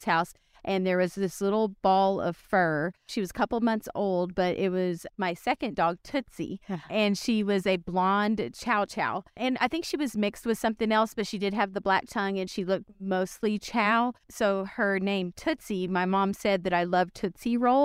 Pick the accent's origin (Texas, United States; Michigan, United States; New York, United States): Texas, United States; South; I'm from South Texas